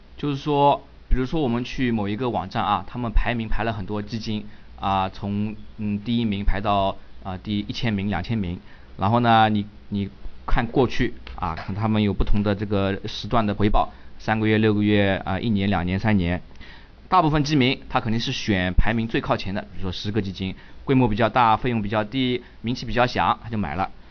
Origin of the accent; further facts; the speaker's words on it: China; 我们中国人